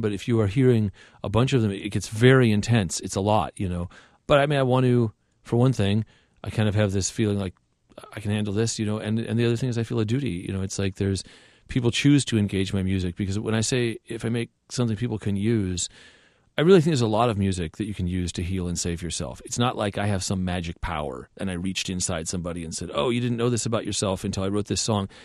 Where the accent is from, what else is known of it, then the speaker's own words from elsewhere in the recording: Southern California, United States; I grew up in Southern California